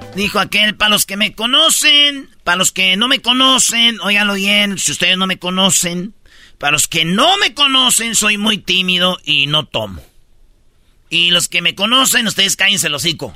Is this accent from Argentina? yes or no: no; Mexico; nosotros somos mexicanos